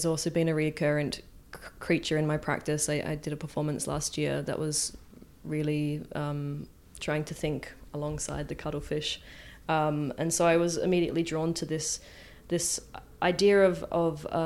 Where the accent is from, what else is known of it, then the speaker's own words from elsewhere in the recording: Adelaide, South Australia, Australia; moved away as an adult; also born or lived in Rotterdam, Netherlands; now in Marseille, France; I am an artist from Adelaide, and I'm currently living in Marseille